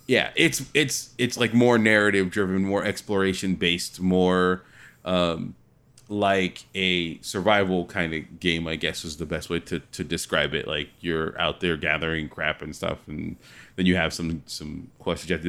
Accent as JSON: {"language": "English", "region": "California", "country": "United States", "said": "I'm from California"}